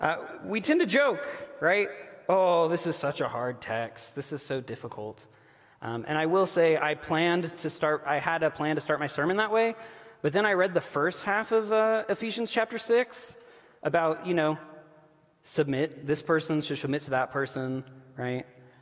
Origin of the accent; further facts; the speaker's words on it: Oklahoma, United States; also born or lived in Texas; we were in Oklahoma and Texas. So I grew up in the Bible Belt, right?